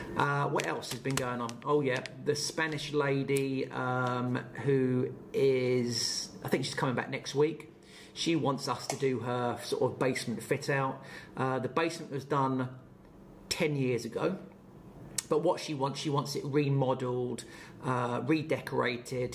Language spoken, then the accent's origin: English; Portsmouth, South East England, United Kingdom; my new business I'm starting up in my hometown of Portsmouth